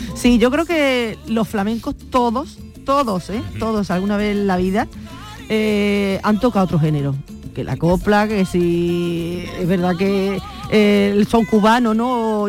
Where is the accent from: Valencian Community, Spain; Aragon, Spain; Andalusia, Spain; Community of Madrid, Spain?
Andalusia, Spain; Huelva; ir a Huelva, pues que viera imágenes de mi tierra